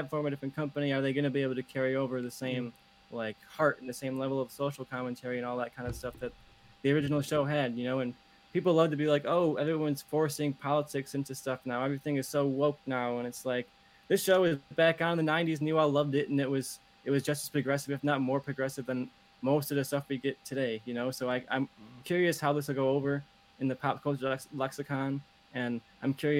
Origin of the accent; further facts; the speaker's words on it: Chicago, Illinois, United States; I'm a Chicagoan